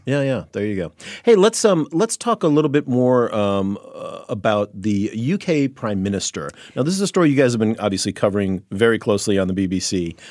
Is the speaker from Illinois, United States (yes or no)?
yes; Chicago, Illinois, United States; I grew up in the Chicago area